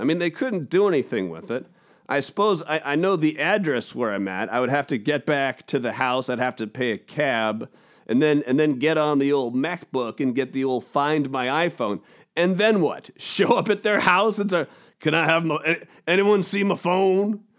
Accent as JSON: {"language": "English", "country": "United States", "accent": "American", "said": "my American accent"}